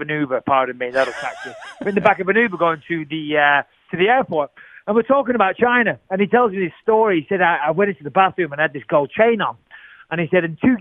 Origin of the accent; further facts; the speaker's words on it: England, United Kingdom; As an Englishman growing up